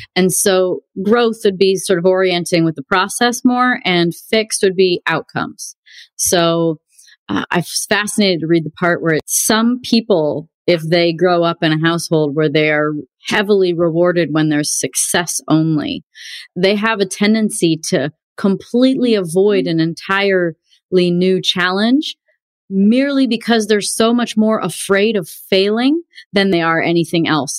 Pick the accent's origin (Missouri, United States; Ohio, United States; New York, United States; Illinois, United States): Illinois, United States; also born or lived in Wisconsin; I grew up in Illinois. I was born in Wisconsin, but we lived like 1.8 miles from the border of Wisconsin